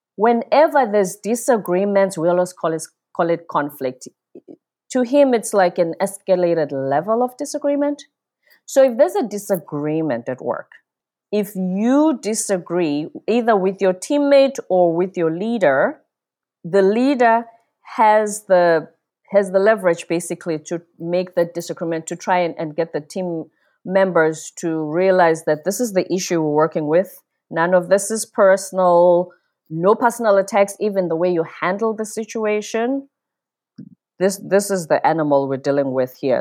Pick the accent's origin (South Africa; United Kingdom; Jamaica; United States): South Africa; moved away as an adult; also born or lived in South Korea; I'm from the Zulu tribe in South Africa. I grew up in this system called apartheid